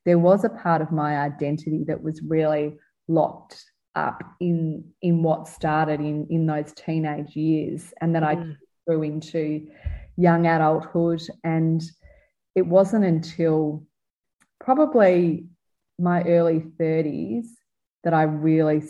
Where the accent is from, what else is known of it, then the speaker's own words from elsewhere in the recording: Melbourne, Victoria, Australia; I was a teenager growing up in Melbourne in the 1980s